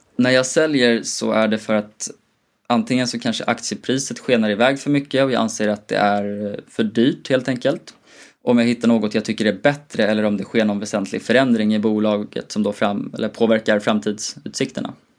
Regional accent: Gotland, Sweden; jag kommer från Gotland

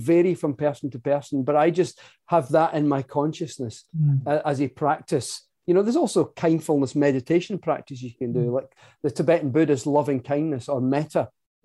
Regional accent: Scotland, United Kingdom; also born or lived in near London; I'm Scottish. I live in Scotland. I'm back in Scotland now.

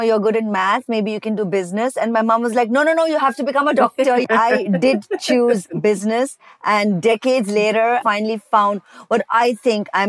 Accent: India; moved away as an adult; Growing up in India

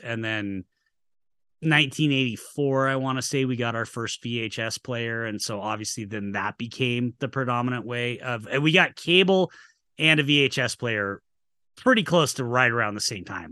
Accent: Utah, United States; also born or lived in Atlanta; I've been in Utah my whole life.

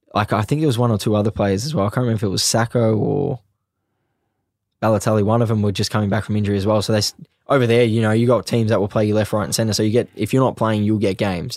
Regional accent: Australia; moved away; also born or lived in England; I was in my home country

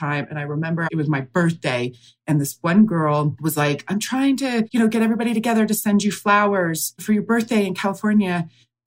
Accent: Canada; moved away as an adult; also born or lived in Los Angeles; I'm from Canada. I grew up here

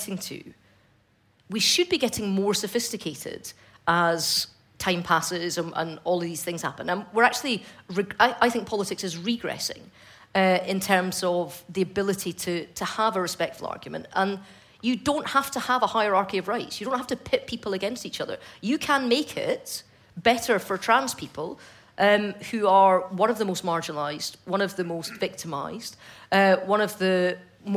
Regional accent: Fife, Scotland, United Kingdom; growing up in Fife in the 90s

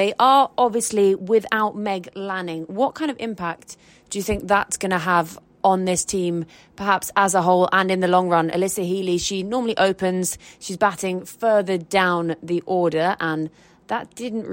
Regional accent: England, United Kingdom; as an English person

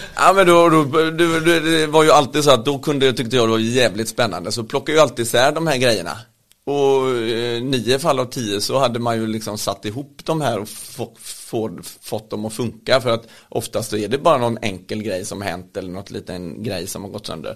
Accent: Partille, Västra Götaland, Sweden; jag kommer ju från Partille, eh, en liten bit utanför eh, Göteborg. Och har väl vuxit upp med mamma och pappa

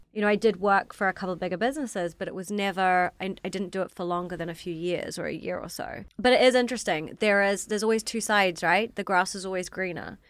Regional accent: New Zealand; accent: slightly strange accent; moved away as an adult; now in London, United Kingdom; I'm from New Zealand. So, I grew up in New Zealand, very different life to now.

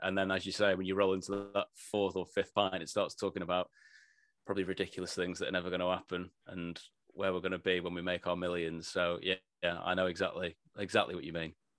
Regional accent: Blackpool, North West England, United Kingdom; grew up in, uh, yeah, in Blackpool, northwest England, from a very working class family

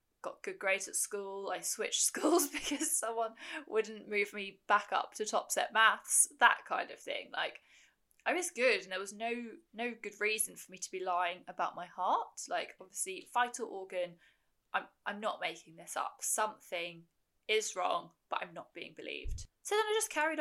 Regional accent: United Kingdom; I am a British ultramarathon runner

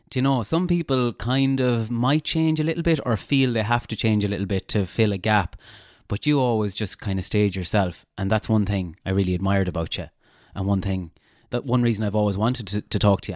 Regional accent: Castlebar, Connacht, Ireland; accent: Castlebar; also born or lived in Galway; I had too much of a Castlebar accent.

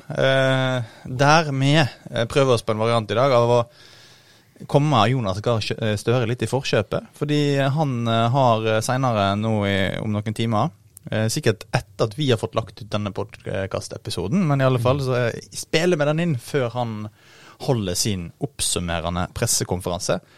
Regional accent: Årvoll, Oslo, Norway; jeg kommer fra Årvoll. Eh, og han skriver i flere av bøkene sine om oppveksten der.

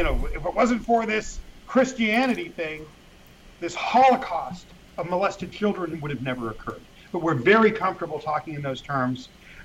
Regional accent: Los Angeles, California, United States; also born or lived in England; I grew up in Mexican neighborhoods in L.A.

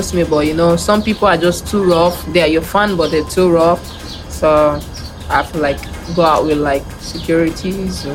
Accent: Nigeria; moved away as an adult; now in Barcelona, Spain; growing up in Nigeria? Where I grew up from, I really don't have like, we don't have a lot of female players.

